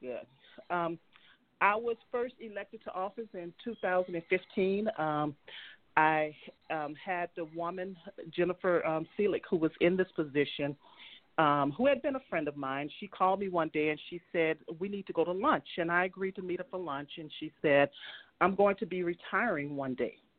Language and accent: English; New Orleans, Louisiana, United States; now in Utah, United States; I was born and raised in um, New Orleans, Louisiana